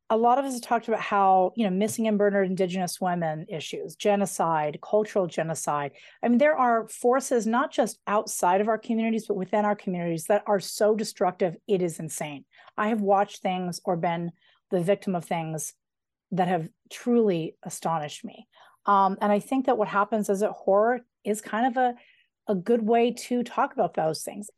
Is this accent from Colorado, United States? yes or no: yes; Colorado, United States; I grew up right outside of Denver between Idaho Springs and Evergreen.